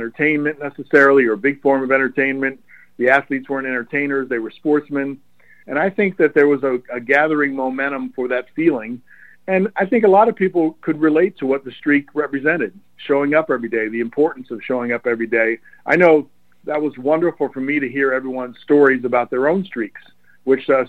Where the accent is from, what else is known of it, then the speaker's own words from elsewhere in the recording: Baltimore area, Maryland, United States; it was really easy in the Baltimore area to be an Oriole fan